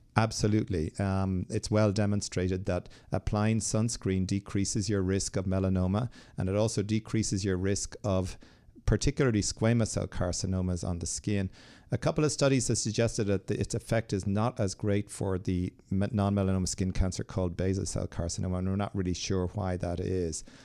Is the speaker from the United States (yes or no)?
no; Ireland; I'm from Ireland